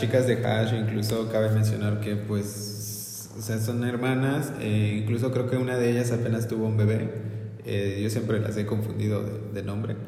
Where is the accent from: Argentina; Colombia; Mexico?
Mexico; somos mexicanos